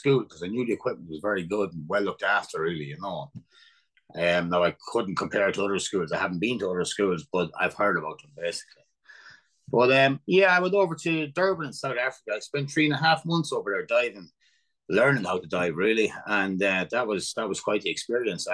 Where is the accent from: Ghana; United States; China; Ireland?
Ireland; Moate, Leinster; I'm originally from Moat, and I moved in that club when I was 10